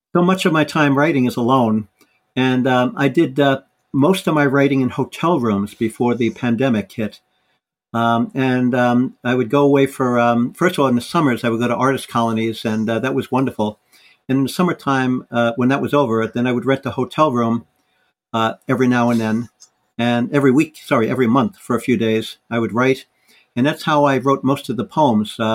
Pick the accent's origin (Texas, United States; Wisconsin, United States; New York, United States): New York, United States; New York City; also born or lived in Wales; my family moved to New York City when I was about 2 or 3. That's where I grew up